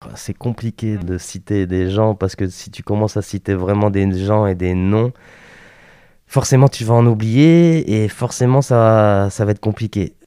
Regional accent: Lille, Hauts-de-France, France; moved away as an adult; also born or lived in Paris; je suis originaire du Nord

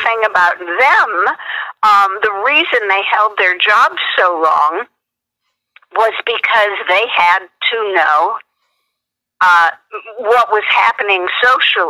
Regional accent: St. Louis, Missouri, United States; moved away as an adult; also born or lived in East Coast; now in Los Angeles, United States; I'm originally from St. Louis

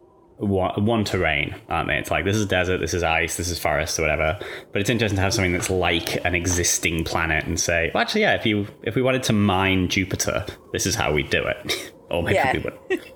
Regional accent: England, United Kingdom; moved away as an adult; now in Australia; I grew up in England and moved here like 5 or 6 years ago.

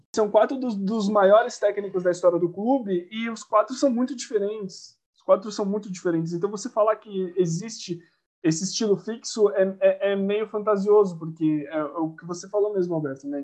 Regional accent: São Paulo, Brazil; Lausanne Paulista, né, que é o bairro onde eu cresci, morei minha vida inteira

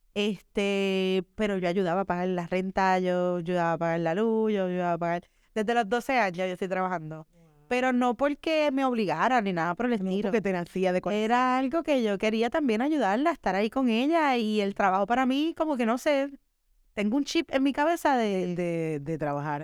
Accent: Caguas, Puerto Rico; also born or lived in Hato Rey, Puerto Rico / San Juan, Puerto Rico; Yo nací en Atorrey y me crié en Caguas, Caguas, Puerto Rico.

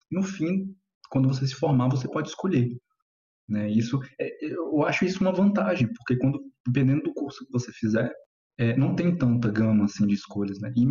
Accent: Goiânia, Goiás, Brazil; é, tenho 27 anos, né? E eu sou de Goiânia.

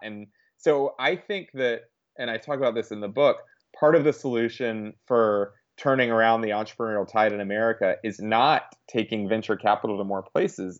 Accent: the South, United States; I grew up in the South

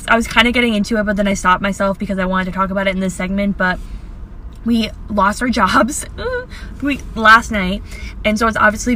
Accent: Connecticut, United States; We're in from Connecticut

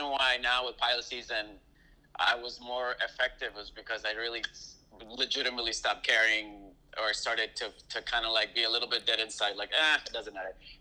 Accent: Puerto Rico; moved away; also born or lived in Fresno, California / Los Angeles; I'm born and raised in Puerto Rico

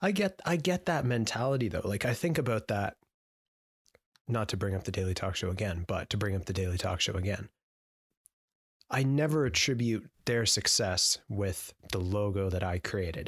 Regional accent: Canada

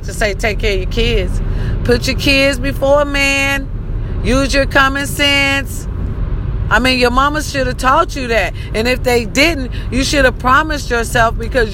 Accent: Raytown, Missouri, United States; my hometown, Raytown

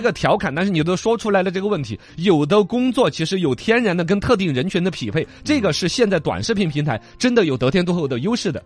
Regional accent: Chengdu, Sichuan, China; 在我们成都这边

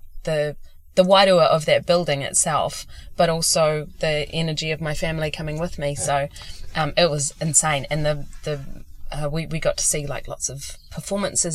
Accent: Gisborne, New Zealand; moved away; growing up in Gisborne

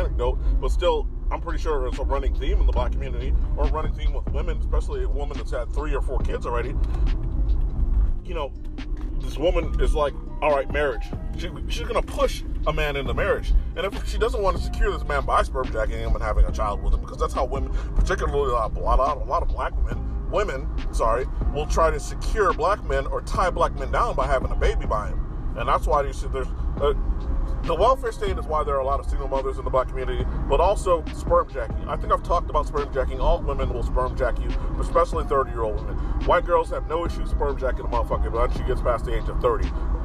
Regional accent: Chicago, Illinois, United States; I'm from the Shy

